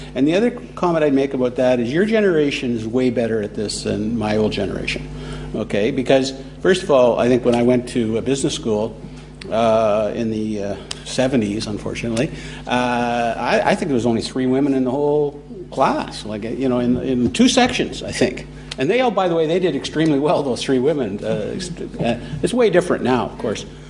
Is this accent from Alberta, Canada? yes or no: no; Toronto, Ontario, Canada; moved away; I'm from Toronto